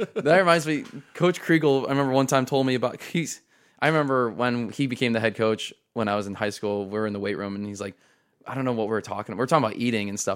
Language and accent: English; Tiffin, Ohio, United States; I was born in Tiffin